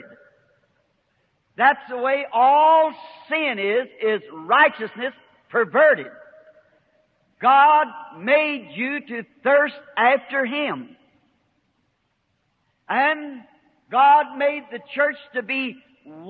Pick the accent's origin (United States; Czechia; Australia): United States; the South; I'm a Southerner